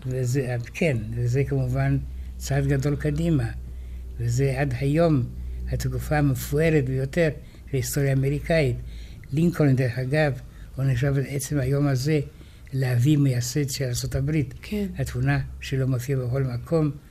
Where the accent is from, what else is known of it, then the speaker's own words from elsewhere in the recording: Israel; אנחנו ישראלים